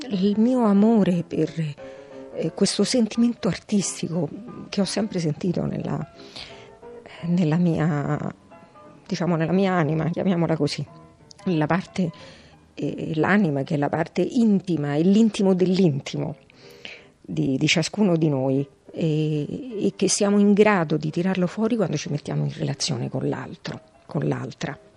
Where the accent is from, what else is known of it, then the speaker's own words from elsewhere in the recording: Rome, Lazio, Italy; E io abito in questa zona ormai da una trentina d'anni. E prima invece ho abitato, sono nata e vissuta in Prati, in una vecchia casa, era la casa paterna dei miei nonni paterni